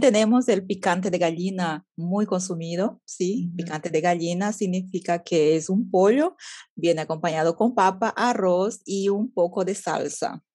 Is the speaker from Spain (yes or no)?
no; Beni, Bolivia; en mi ciudad, que yo soy del Beni, Bolivia